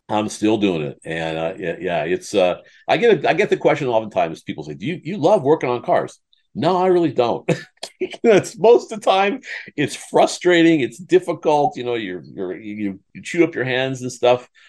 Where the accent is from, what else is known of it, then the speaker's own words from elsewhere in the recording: Iowa, United States; I, I grew up in Iowa